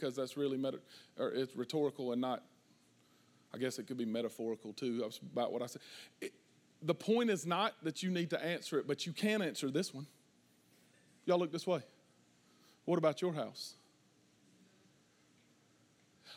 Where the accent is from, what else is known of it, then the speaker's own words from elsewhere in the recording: the South, United States; we're from the South